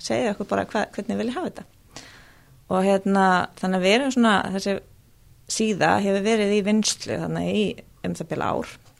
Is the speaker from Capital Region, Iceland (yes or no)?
yes; Reykjavík, Capital Region, Iceland; also born or lived in Australia; ég er fættu uppalinn í Reykjavík